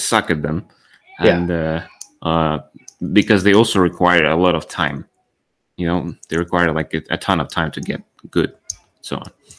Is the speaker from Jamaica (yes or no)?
no; Ukraine; I'm from Ukraine.